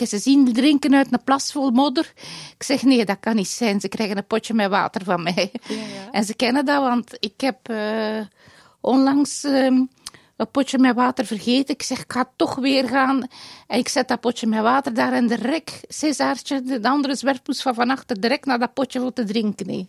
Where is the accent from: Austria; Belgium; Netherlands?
Belgium; Dendermonde, Flanders; moved away; Dendermonde, mijn geboortestad.